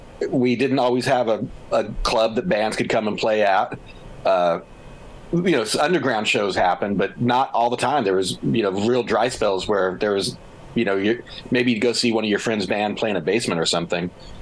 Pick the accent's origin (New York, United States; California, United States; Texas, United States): Texas, United States; so I spent a lot of time in Texas, and I have a real soft spot for Texas still. My passport says I'm from Texas, so dang it, I'm a Texan.